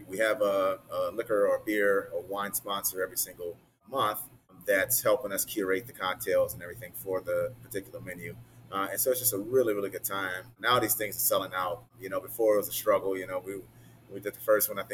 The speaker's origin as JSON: {"language": "English", "region": "the South", "country": "United States", "tie": "born or raised there", "moved": "yes", "lives_now": "Chicago, United States", "said": "growing up in the South."}